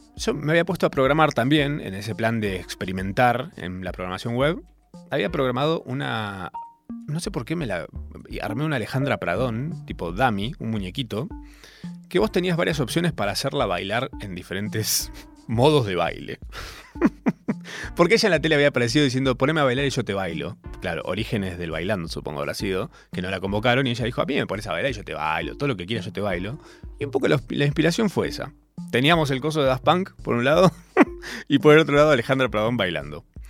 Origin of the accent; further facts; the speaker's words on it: Córdoba, Argentina; moved away as an adult; also born or lived in Capilla del Monte; now in Buenos Aires, Argentina; yo vivía todavía en Córdoba, les recuerdo, soy cordobés, vivía en Capilla del Monte